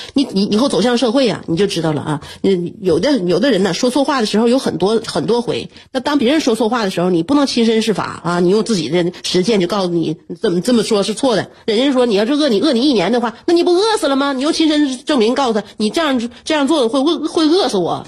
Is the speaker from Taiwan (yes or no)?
no; northern China, China; 我们作为北方人呐